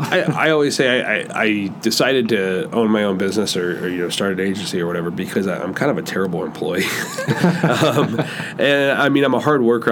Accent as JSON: {"language": "English", "town": "Downs", "region": "Illinois", "country": "United States", "tie": "born or raised there", "also_born_or_lived": "Bloomington, Illinois / West Palm Beach, Florida / St. Louis", "said": "I grew up in Downs, uh, which, you know, 10, 15 minutes south of Bloomington"}